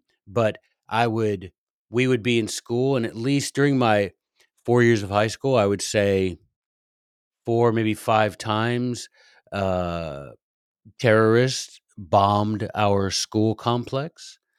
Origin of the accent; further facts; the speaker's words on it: Frankfurt, Hesse, Germany; I grew up in Western Europe. Most of the time in Frankfurt, Germany.